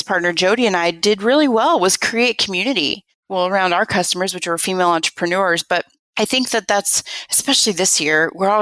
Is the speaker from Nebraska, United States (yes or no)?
yes; Nebraska, United States; moved away as an adult; also born or lived in San Diego; We grew up in Nebraska together.